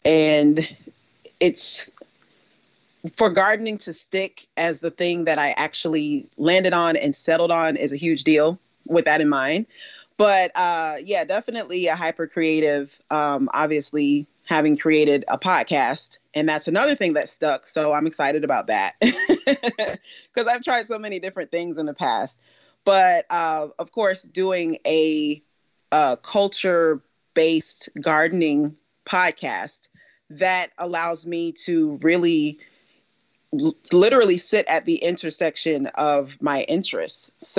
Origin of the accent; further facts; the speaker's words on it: Tifton, Georgia, United States; born there; Should I start with I was born in 1983 in Tifton, Georgia? That is where I entered this earthly realm. I didn't live in Tifton.